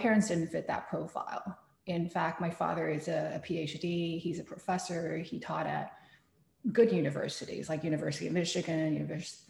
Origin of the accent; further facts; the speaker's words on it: Taiwan; moved away; I am somebody who suffered parental abuse growing up in Taiwan